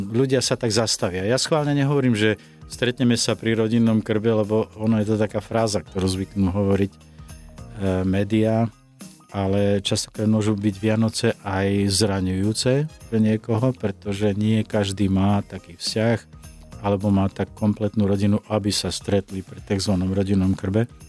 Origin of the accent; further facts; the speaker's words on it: Slovakia; Som Slovák